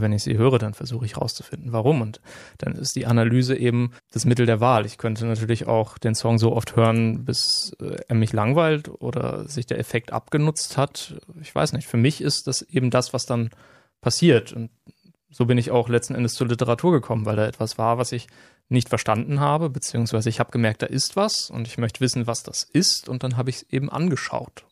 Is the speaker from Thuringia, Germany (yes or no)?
no; Nienburg, Lower Saxony, Germany; now in Greifswald, Germany; ich bin in Nienburg an der Weser aufgewachsen, äh, eine Stadt in ja, Niedersachsen